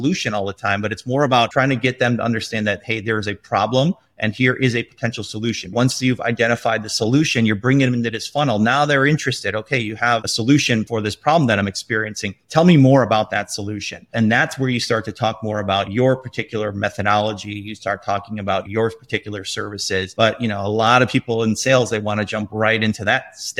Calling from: Chicago, Illinois, United States; I am from cloudy Chicago right now.

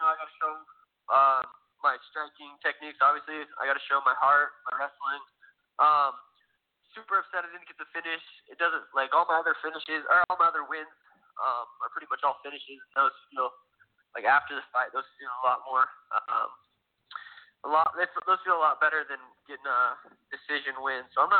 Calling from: Phoenix, Arizona, United States; I'm in Phoenix, Arizona. I'm actually at the lab right now.

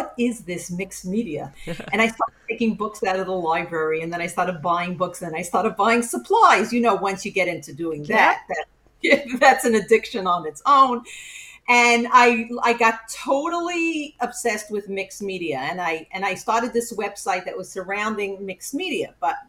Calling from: Queens, New York, United States; So I'm like, it's really legally Queens, but I'm closer to Long Island, five towns

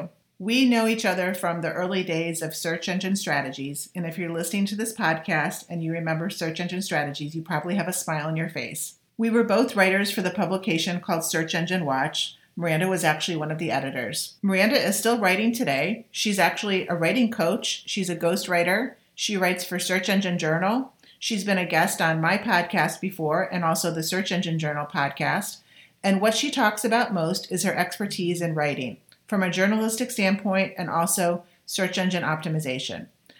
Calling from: Celebration, Florida, United States; because I'm coming from Celebration, Florida, and you are in Canada.

